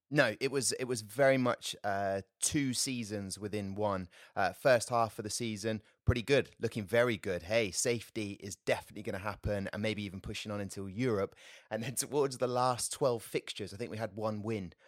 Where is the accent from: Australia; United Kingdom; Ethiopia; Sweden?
United Kingdom; Southampton, South East England; born and bred in Southampton